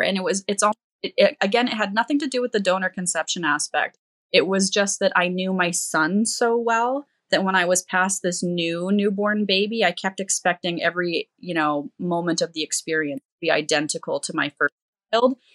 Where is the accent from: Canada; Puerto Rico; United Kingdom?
Canada; I'm from Canada